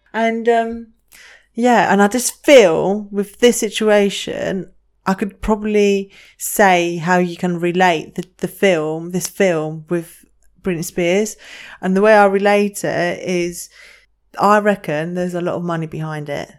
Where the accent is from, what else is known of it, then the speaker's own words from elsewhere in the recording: Greece; moved away; I grew up in Greece and my family down there, they're massive